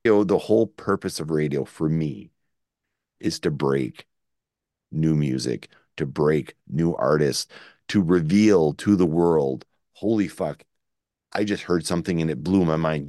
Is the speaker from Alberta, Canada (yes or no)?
no; Shediac, New Brunswick, Canada; That's not where we're from. We're actually from Shityak